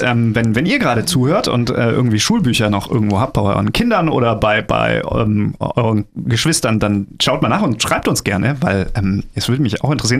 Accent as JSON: {"language": "German", "country": "Germany", "said": "bei uns in Deutschland"}